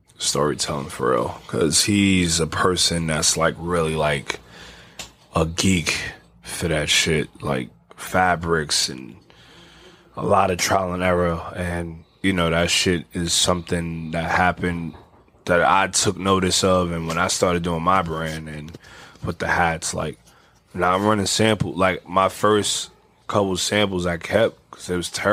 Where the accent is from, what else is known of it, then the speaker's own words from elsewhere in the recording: New York City, New York, United States; I'm from the Bronx